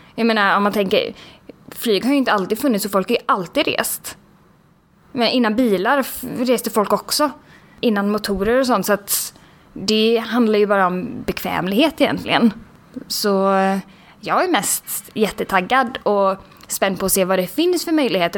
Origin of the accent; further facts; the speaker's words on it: Sweden; vi som svenskar